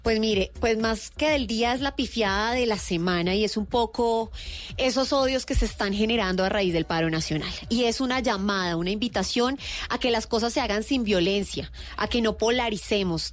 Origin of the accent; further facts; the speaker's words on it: Colombia; todos somos colombianos